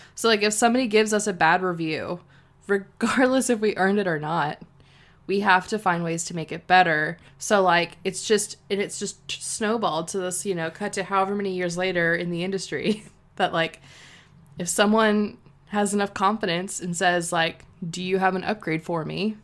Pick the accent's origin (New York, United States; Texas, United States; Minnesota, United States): Texas, United States; San Antonio; it's my hometown